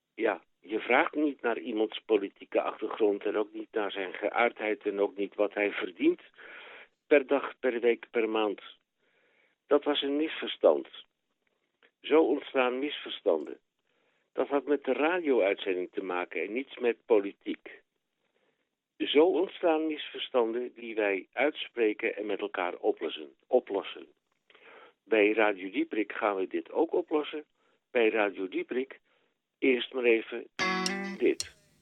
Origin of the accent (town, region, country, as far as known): Netherlands; now in Belgium